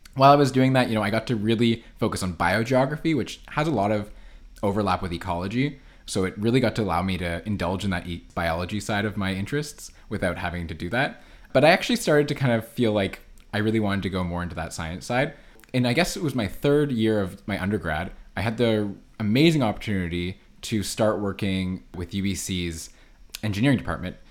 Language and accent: English; Ottawa, Ontario, Canada; now in Vancouver, Canada; I grew up in Ottawa on the East Coast, where there's no ocean